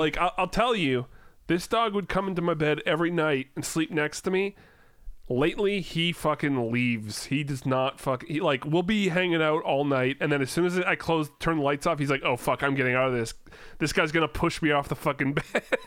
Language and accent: English; Langley, British Columbia, Canada; your hometown